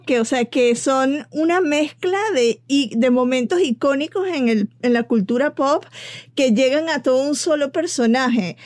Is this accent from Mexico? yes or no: no; Venezuela; moved away; como decimos en Venezuela